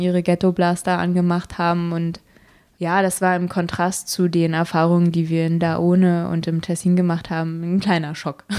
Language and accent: German; Berlin, Germany; als Berliner